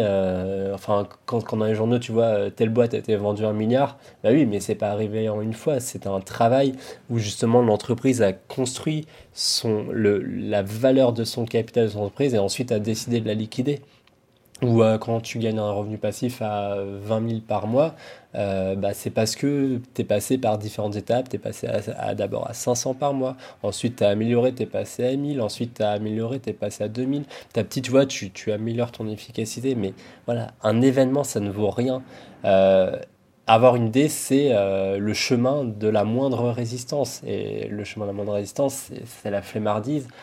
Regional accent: France; nous, en tant que Français

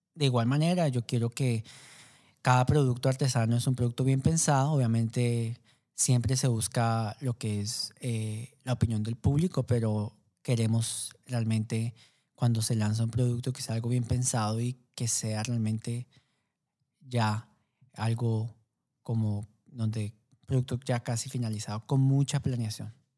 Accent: Colombia; como colombiano

